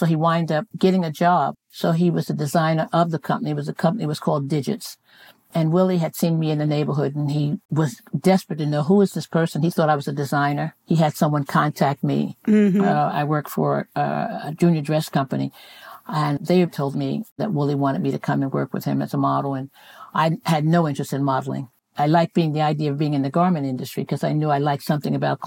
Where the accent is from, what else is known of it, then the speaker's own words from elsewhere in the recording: New York City, New York, United States; I grew up in Brooklyn and Bedford-Stuyvesant for the first 12 years of my life